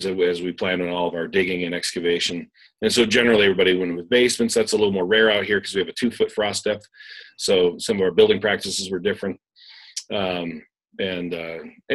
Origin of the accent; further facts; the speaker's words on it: Windsor, Maine, United States; also born or lived in Whitefield, Maine; now in Oregon, United States; I grew up in Windsor, Maine, part of my life in Whitefield, Maine, but and then Windsor.